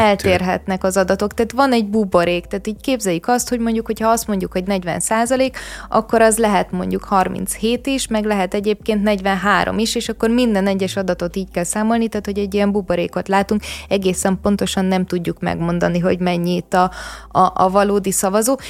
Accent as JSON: {"language": "Hungarian", "town": "Vác", "region": "Pest", "country": "Hungary", "said": "Én ugye Váci vagyok"}